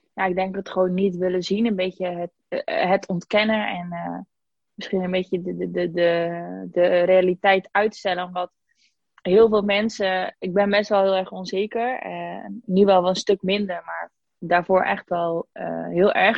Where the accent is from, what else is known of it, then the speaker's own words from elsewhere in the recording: IJzendijke, Zeeland, Netherlands; moved away as an adult; also born or lived in Spain; now in Breda, Netherlands; Ik kom uit Zeeuws-Vlaanderen, uit een dorpje wat bijna niemand kent, IJzendijken